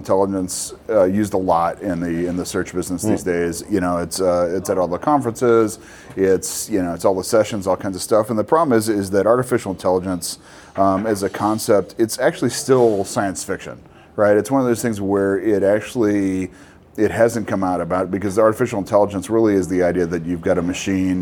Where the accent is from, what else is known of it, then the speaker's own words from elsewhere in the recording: Los Angeles, California, United States; also born or lived in Wisconsin; born and raised in Los Angeles